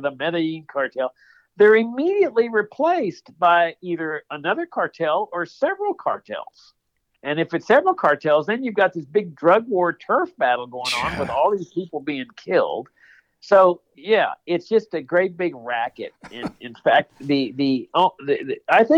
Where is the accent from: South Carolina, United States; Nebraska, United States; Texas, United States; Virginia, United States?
Texas, United States; Laredo; I grew up in Laredo, Texas, which is on the U.S.-Mexico border